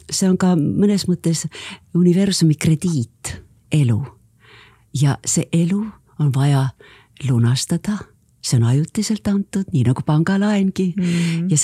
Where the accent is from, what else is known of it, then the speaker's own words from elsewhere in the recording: Ulyanovsk, Ulyanovsk Oblast, Russia; born there; nii et mina olen sündinud Uljanovskis neljakümne kolmandal aastal, aga muidugi sel ajal väga paljud, paljud eestlased, kes sinna sattusid, kartsid sünnitada